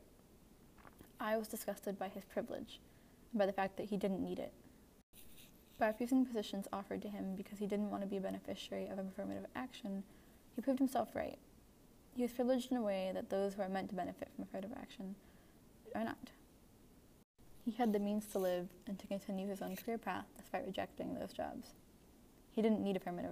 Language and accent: English; United States; first language English; I am a white, lower middle class American college student